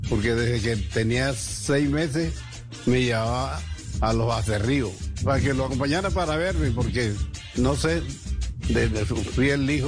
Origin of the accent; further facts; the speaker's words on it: El Piñal, Sucre, Colombia; born there; Nací en el Piñal, un corregimiento de los Palmitos. Nací un 26 de septiembre de 1937